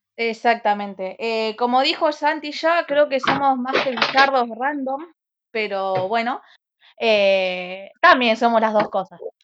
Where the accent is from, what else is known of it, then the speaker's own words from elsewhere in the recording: Santa Fe, Argentina; Soy de Santa Fe Capital